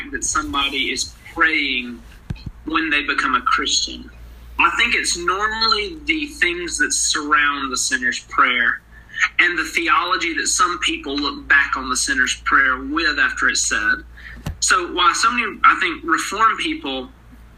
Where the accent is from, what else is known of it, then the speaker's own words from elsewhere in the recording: Blountsville, Alabama, United States; moved away as an adult; now in Louisville, United States; I'm from Bluntsville, Alabama, right down the road from where JR was the youth minister